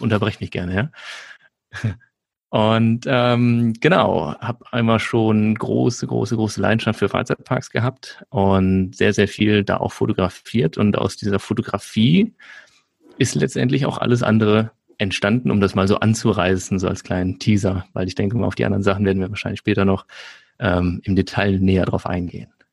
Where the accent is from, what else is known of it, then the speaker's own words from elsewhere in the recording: Nettetal, North Rhine-Westphalia, Germany; also born or lived in Aachen; Ich komme aus der Nähe von Düsseldorf, äh, kleiner Ort, der heißt Nettetal. Dann bin ich aufgewachsen